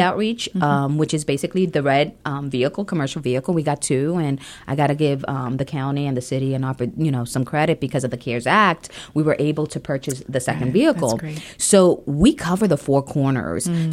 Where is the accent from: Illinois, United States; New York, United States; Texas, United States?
New York, United States; New York City; moved away; also born or lived in Ohio; I grew up um, in New York City.